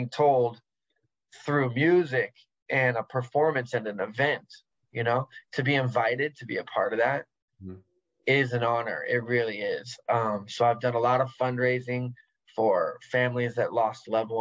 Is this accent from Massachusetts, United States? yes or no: no; San Diego, California, United States; I love growing up in San Diego because it made me a gladiator.